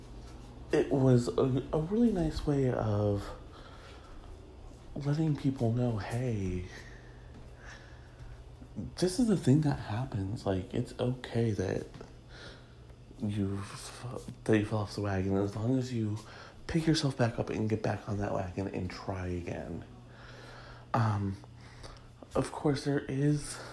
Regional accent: Michigan, United States; as a young gay growing up in Michigan

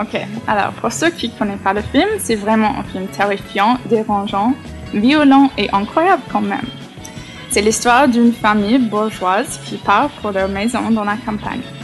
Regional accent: United States; je suis américaine

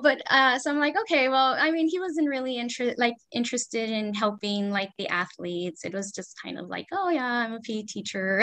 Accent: Los Angeles, California, United States; I was born and raised in Los Angeles, California.

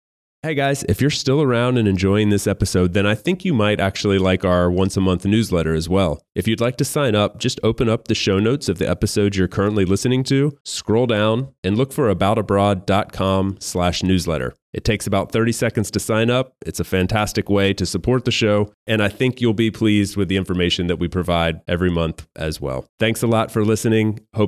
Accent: United States; moved away as an adult; I'm obviously American

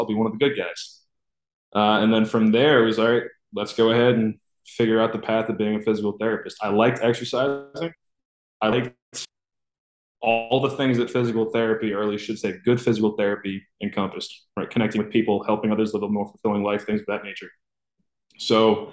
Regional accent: Raynham, Massachusetts, United States; moved away as an adult; now in Miami, United States; pretty much in my hometown. Rainham, Massachusetts

